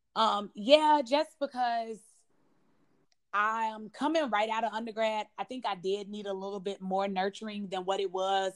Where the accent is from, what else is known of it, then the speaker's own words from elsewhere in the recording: Chicago, Illinois, United States; I'm from the South Side of Chicago